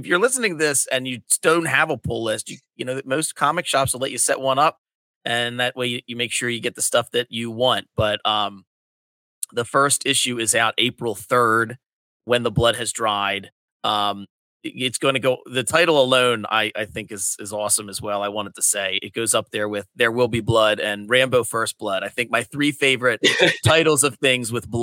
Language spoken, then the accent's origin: English; Delaware County, Pennsylvania, United States; now in Delaware, United States; I'm in Delaware, but I grew up in Delaware County, Pennsylvania, which was just south of Philly